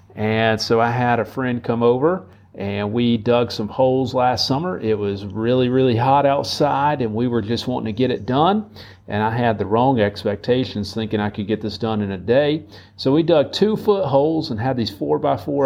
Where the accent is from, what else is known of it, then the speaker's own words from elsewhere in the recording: United States; as American citizens. And here in our country